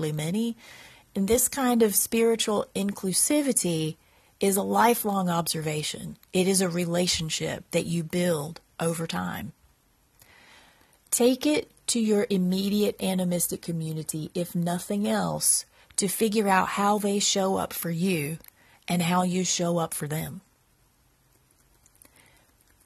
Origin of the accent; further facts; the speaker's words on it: Eastern North Carolina, United States; I live in Central North Carolina. I grew up in Eastern North Carolina. I've lived here all of my life.